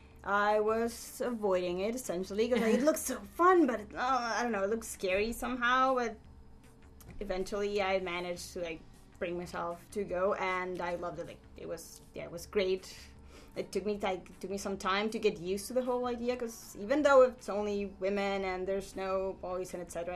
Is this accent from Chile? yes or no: yes; Chile; moved away as an adult; now in Vancouver, Canada; I'm from Chile, South America. I came here 3 years ago